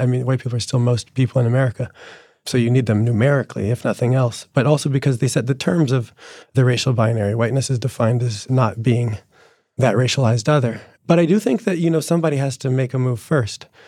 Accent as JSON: {"language": "English", "region": "New Jersey", "country": "United States", "tie": "born or raised there", "said": "the working class Italian kids that I grew up with in New Jersey"}